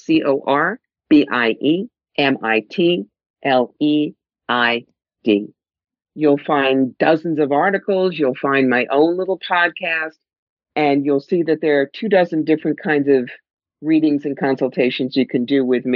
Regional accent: New York, United States; I'm from New York. I talk fast

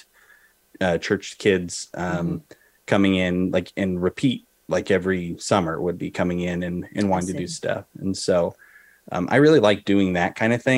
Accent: Oregon, United States; also born or lived in Boise, Idaho; So I grew up in Oregon

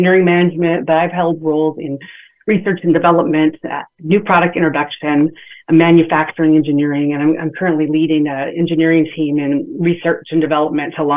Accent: San Bernardino, California, United States; I'm from San Bernardino, California, born and raised

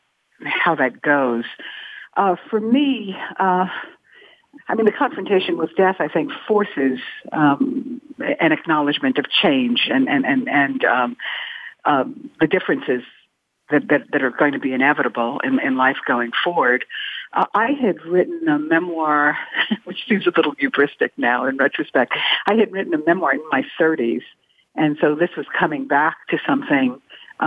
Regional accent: New York, United States; I'm also a New Yorker

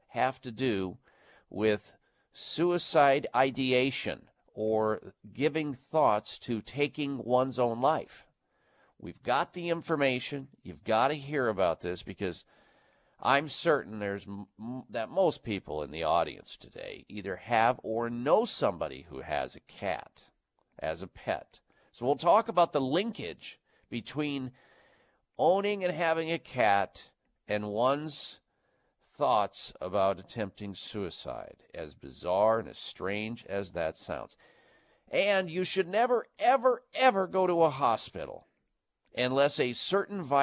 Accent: Midwest, United States; Growing up in the Midwest

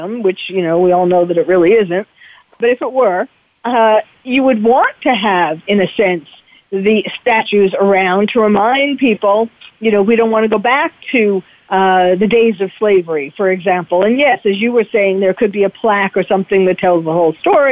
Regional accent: New York City, New York, United States; now in California, United States; I'm originally from New York City, and when 9/11 happened, even though I had moved already to California, you can't take the New York City out of the girl

